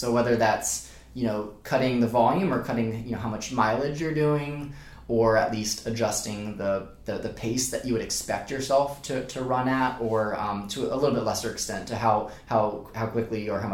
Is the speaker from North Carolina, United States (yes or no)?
yes; Charlotte, North Carolina, United States; moved away as an adult; now in Charleston, United States; I grew up mostly in Charlotte